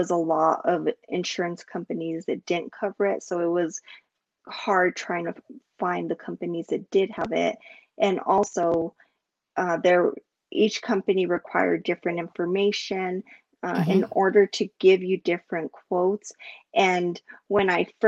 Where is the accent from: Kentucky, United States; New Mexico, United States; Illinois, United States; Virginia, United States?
New Mexico, United States; Albuquerque; I am from Albuquerque, New Mexico.